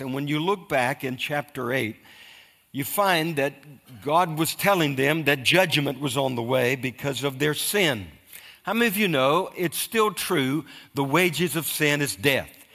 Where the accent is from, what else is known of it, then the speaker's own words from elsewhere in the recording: United States; I'm an American